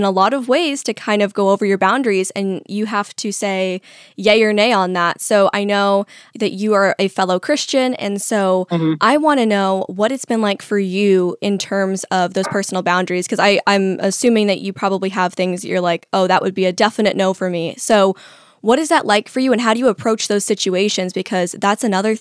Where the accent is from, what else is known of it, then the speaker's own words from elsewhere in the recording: the Valley, California, United States; now in Florida, United States; I'm from the Valley and my family's in entertainment